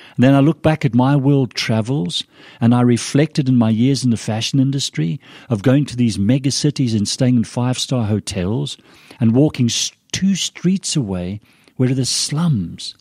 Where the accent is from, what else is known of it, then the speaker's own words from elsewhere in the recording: Zimbabwe; accent: British, a little confused accent; moved away as an adult; also born or lived in Scotland; now in Idaho, United States; My, my mum and dad left Scotland when I was a three-year-old, and went to Rhodesia. My dad was an engineer on the railroad system to help develop the railroads in the Rhodesias. So I grew up in Africa